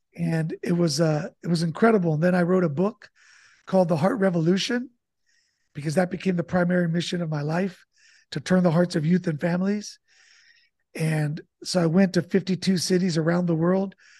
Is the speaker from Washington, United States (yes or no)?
no; Santa Barbara, California, United States; now in San Diego, United States; I'm, uh, originally born in Santa Barbara, California, and I grew up with immigrant parents